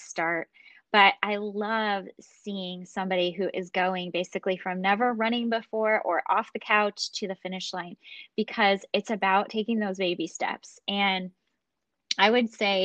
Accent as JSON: {"language": "English", "town": "Chicago", "region": "Illinois", "country": "United States", "tie": "born or raised there", "moved": "yes", "lives_now": "Central California, United States", "said": "I grew up in Chicago. So I actually grew up in the Midwest, but I've been a California girl for almost 20 years now"}